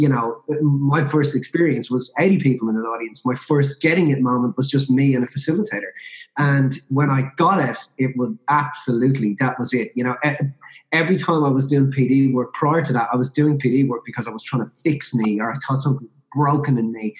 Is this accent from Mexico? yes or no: no; Ireland; I'm Irish Catholic originally